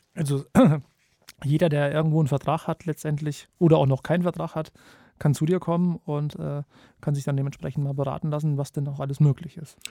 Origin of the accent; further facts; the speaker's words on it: Kassel, Hesse, Germany; ich komme aus Kassel